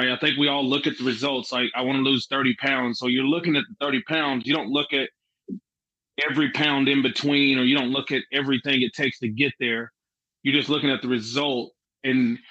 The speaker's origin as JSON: {"language": "English", "town": "Jacksboro", "region": "Texas", "country": "United States", "tie": "born or raised there", "also_born_or_lived": "Mineral Wells, Texas", "said": "I was born in Mineral Wells, but I never lived there. I lived in Jacksboro. So I probably just should have just said Jacksboro, Texas, because that's where I'm from."}